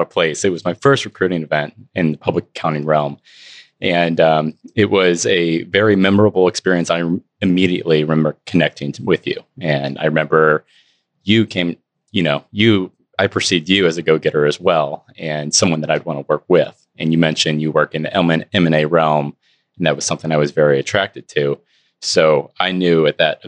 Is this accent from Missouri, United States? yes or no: yes; Eastern Missouri, United States; born and raised in Eastern Missouri